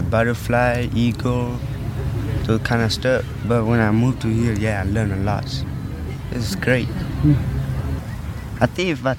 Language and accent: English; Thailand; English is a second language; now in Boise, United States; I'm from Thailand, and I live here like 4.5 years